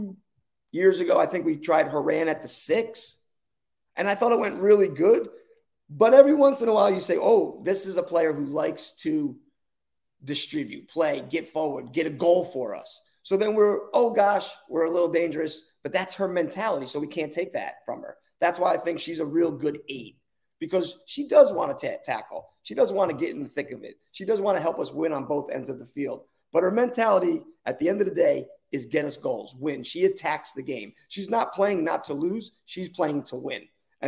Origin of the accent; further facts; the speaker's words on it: New Jersey, United States; I'm from New Jersey